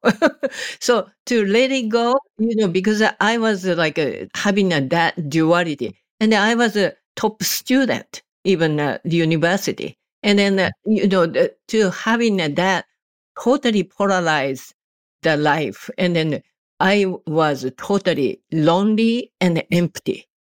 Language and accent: English; Japan; English is a second language; moved away as an adult; now in United States; I was born and raised in Japan